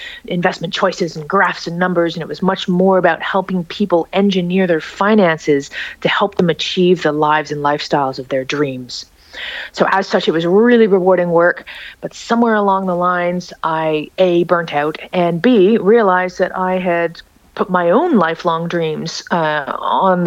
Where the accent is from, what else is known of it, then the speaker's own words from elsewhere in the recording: Toronto, Ontario, Canada; moved away as an adult; I've actually reestablished a home base in my hometown